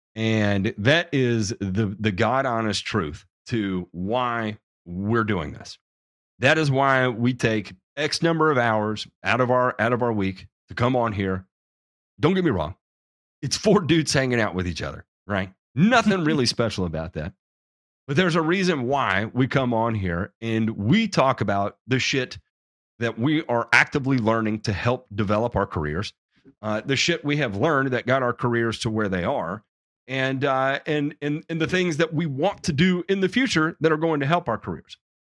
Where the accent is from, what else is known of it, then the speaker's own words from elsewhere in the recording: Memphis, Tennessee, United States; I'm from Memphis. Uh, I was, I was raised in Memphis